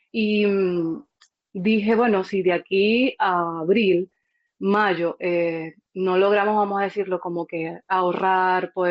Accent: Santa Bárbara del Zulia, Zulia, Venezuela; moved away as an adult; also born or lived in Maracaibo / Caracas; Es que nací y crecí en Santa Bárbara del Zulia y estudié mi carrera universitaria en Maracaibo y luego trabajé en Caracas.

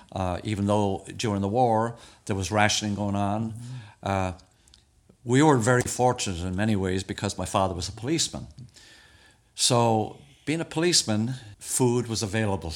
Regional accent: Dublin, Leinster, Ireland; moved away; also born or lived in Florida; I moved from Glasnevin.

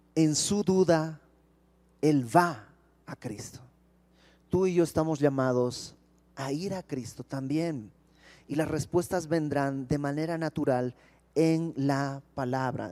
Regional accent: Bolivia; now in Mexico; yo no soy de México, yo soy de Bolivia

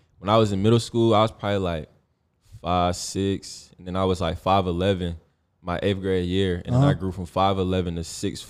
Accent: Ohio, United States; also born or lived in Germany; We moved, like, when I moved from Ohio, I've been to Cleveland. I lived in Germany, actually.

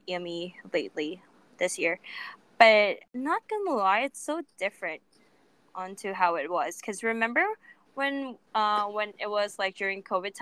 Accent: Philippines; as a Filipino born and raised in the freaking Philippines

